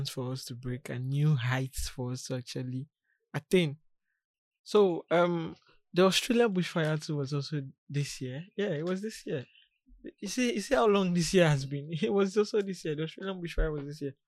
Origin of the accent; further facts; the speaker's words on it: Ghana; me being a Ghanaian